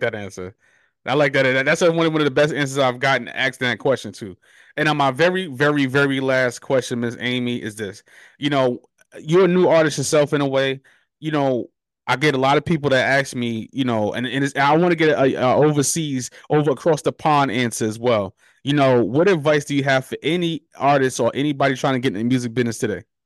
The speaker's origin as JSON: {"language": "English", "region": "New York", "country": "United States", "moved": "yes", "lives_now": "Charlotte, United States", "said": "I'm from New York"}